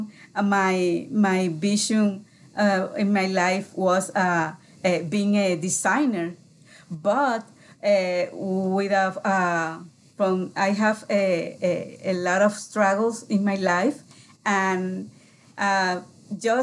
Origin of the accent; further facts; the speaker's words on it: Puerto Rico; English is a second language; moved away as an adult; now in Minnesota, United States; I'm from Puerto Rico, and we live in Minnesota right now.